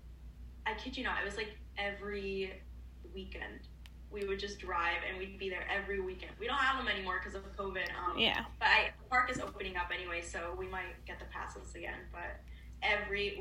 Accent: Florida, United States; also born or lived in San Juan, Puerto Rico; growing up in Florida, the weather. I was originally born in San Juan, Puerto Rico, so it's very hot over there. So when I moved to Florida at such a young age

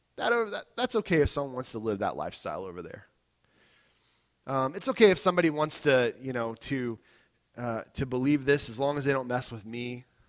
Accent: United States; I'm an American too

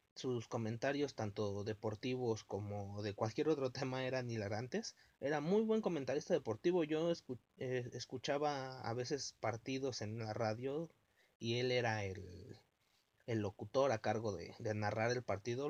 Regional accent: Mexico; los mexicanos aguantamos todo

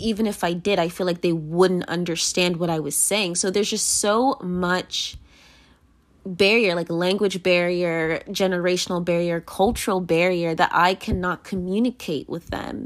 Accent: United States; I am American and they are naturalized American

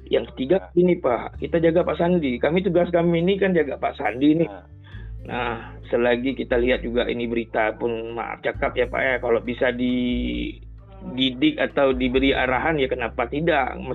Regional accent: Banda Aceh, Aceh, Indonesia; Saya dari Banda Aceh, Pak

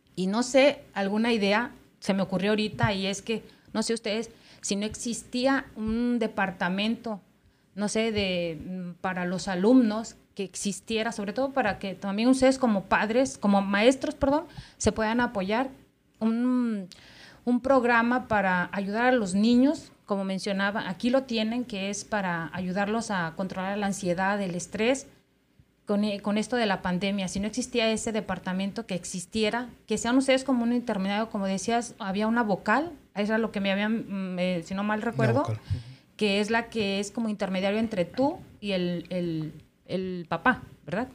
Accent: Mexico; now in United States; Acá en Estados Unidos, sobre todo en la gente que somos eh, mexicanos y tenemos nuestros hijos

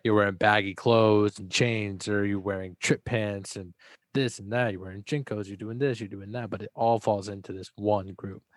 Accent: Texas, United States; also born or lived in Dallas; I was born in Texas, and when I lived in Dallas

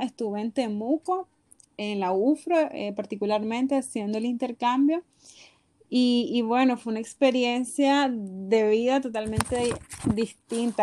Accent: Nicaragua; de Nicaragua.

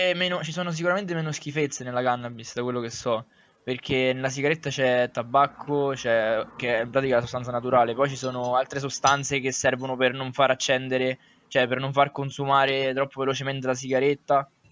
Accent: Sonnino, Lazio, Italy; mio paese, di Sonnino

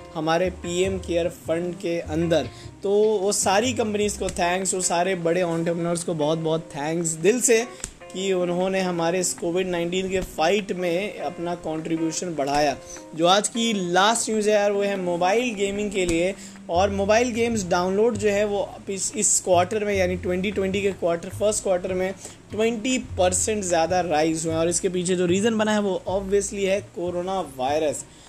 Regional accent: India; हम इंडियन हैं जुगाड़ू

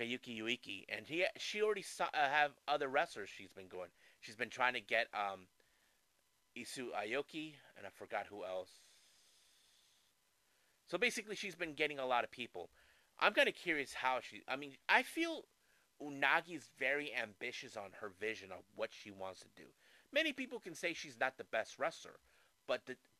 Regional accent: San Diego, California, United States; here in my hometown in San Diego, California

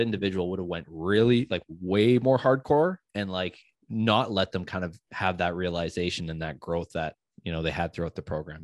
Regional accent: United States; I'm American

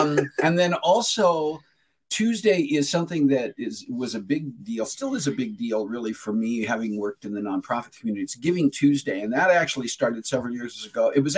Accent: New Mexico, United States; born there; I was born on Epiphany in New Mexico, and that is New Mexico's birthday in a Catholic hospital.

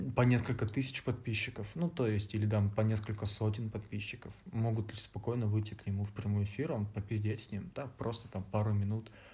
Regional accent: Vladivostok, Primorsky Krai, Russia; moved away as an adult; now in Novosibirsk, Russia; я, ну, типа из другого города приехал, я из Владивостока

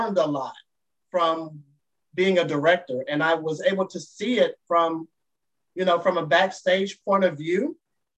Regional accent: Dallas, Texas, United States; my home state, in my hometown of Dallas, Texas

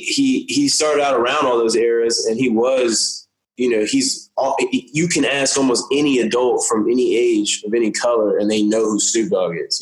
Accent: Windsor, Virginia, United States; moved away; also born or lived in Norfolk, Virginia; I'm from Windsor near Suffolk

